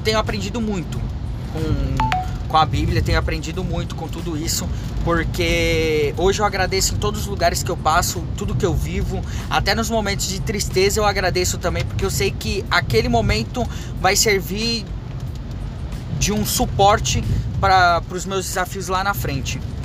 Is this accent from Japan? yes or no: yes; Japan; now in Brazil; minha infância morando no Japão